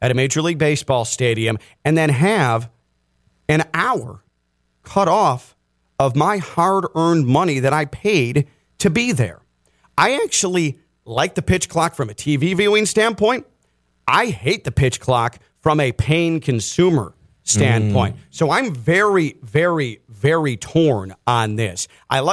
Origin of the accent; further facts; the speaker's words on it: Chicago, Illinois, United States; now in South Florida, United States; I also was born and raised in the Chicago area